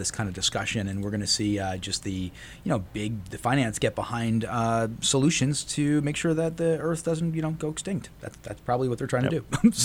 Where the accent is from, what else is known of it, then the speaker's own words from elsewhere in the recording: New Jersey, United States; it's kind of proud of New Jersey, right? You know, it's my home state